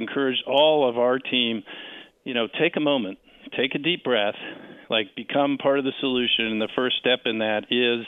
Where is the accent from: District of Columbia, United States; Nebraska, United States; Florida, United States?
District of Columbia, United States; Washington; right here in my hometown of Washington